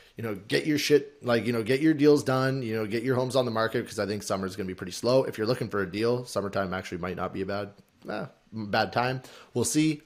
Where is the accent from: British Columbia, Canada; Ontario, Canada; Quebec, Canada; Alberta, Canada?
Alberta, Canada; now in Toronto, Canada; we're both from Alberta